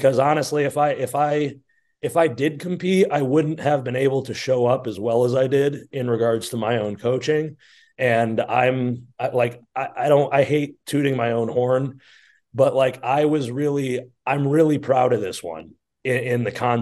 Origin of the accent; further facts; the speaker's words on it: Flint, Michigan, United States; I grew up in Flint, Michigan